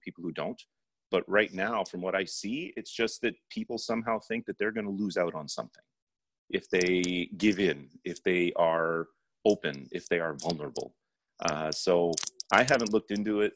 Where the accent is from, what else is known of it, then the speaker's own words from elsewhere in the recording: Toronto, Ontario, Canada; born and raised in Toronto, Canada, but I was born in 71. My parents had come here in 1970 from India